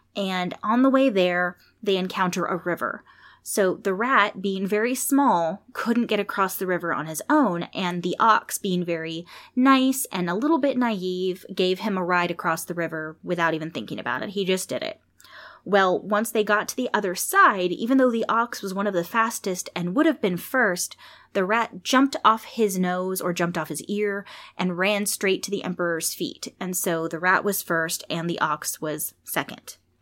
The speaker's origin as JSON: {"language": "English", "region": "California", "country": "United States", "tie": "born or raised there", "said": "I was born in California"}